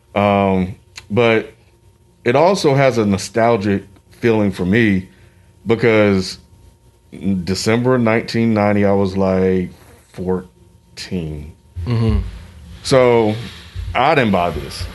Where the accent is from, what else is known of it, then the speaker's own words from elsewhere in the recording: Mississippi, United States; a 13, 14 year old kid growing up in Mississippi at a school that's predominantly white